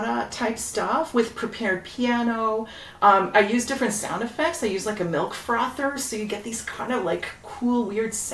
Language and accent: English; Toronto, Ontario, Canada; I grew up in Etobicoke